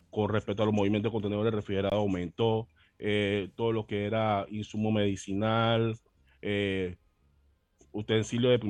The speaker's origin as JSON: {"language": "Spanish", "country": "Panama", "said": "no por orgullo panameño"}